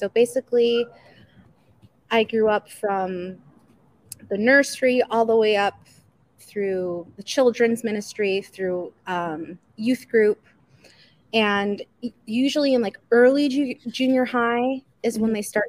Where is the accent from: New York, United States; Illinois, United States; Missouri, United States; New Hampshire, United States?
Illinois, United States; Chicago; moved away; also born or lived in Jackson, Mississippi; I grew up in Chicago